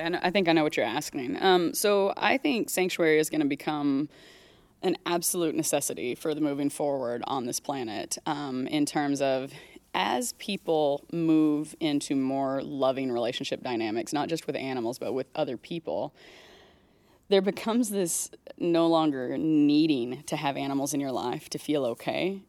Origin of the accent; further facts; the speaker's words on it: Texas, United States; moved away; so I grew up in Texas. I lived most of my life there